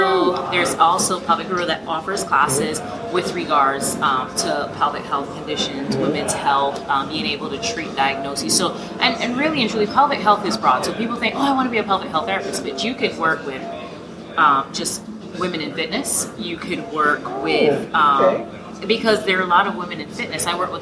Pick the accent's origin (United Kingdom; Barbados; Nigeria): Barbados